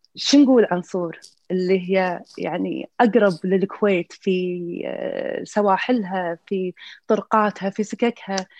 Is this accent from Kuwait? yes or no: yes; Kuwait; من الكويت